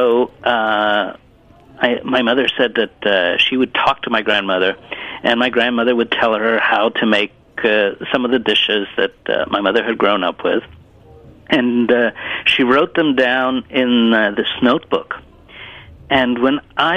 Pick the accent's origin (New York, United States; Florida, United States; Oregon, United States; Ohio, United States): New York, United States; first language Italian; English is a second language; also born or lived in Italy; now in Sarasota, United States; my parents moved again to New York. And from that point on, I pretty much grew up in the States